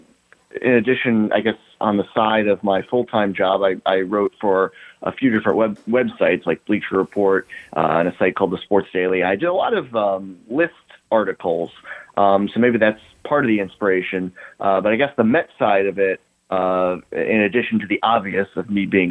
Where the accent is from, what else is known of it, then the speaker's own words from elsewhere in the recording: Virginia, United States; also born or lived in New York; now in Washington, D.C., United States; I grew up in Virginia